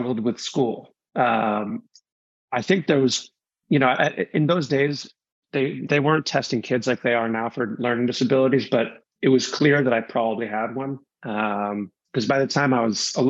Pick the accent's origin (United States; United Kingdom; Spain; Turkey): United States; suburban New York City; I grew up in suburban New York City.